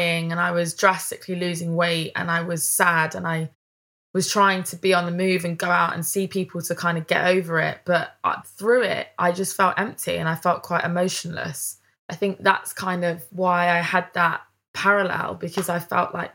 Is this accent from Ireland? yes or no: no; Leicester, East Midlands, United Kingdom; moved away as an adult; also born or lived in Charnwood, Leicestershire; now in London, United Kingdom; because I'm from Leicester, I say things in a different way. And the way that me and my mates talk to each other, like we all speak a little bit differently to how people talk down here in London